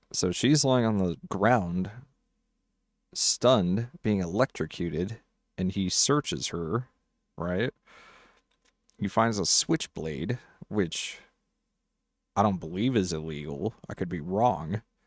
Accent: Colorado, United States; I'm actually in my home state

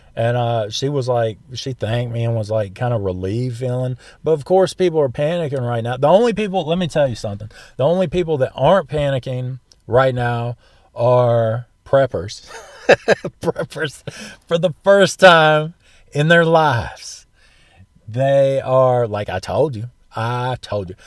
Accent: the South, United States; I'm from the South

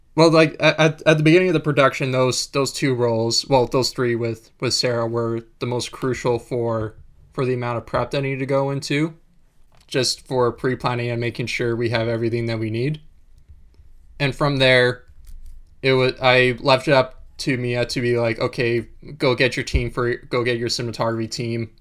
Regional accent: Winnipeg, Manitoba, Canada; moved away; also born or lived in Vancouver; I grew up in Winnipeg

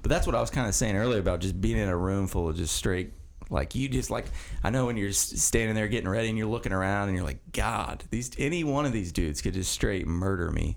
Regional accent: Mount Vernon, Indiana, United States; the house I grew up in is in Mount Vernon. It's on 700 West

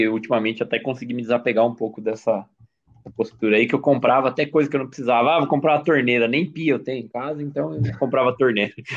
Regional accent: Brazil; eu sou brasileiro, patriota, cidadão de bem

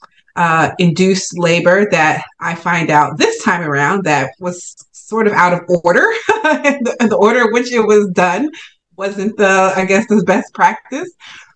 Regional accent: Newark, New Jersey, United States; I'm based in New Jersey, Jersey girl here, born and raised in Newark

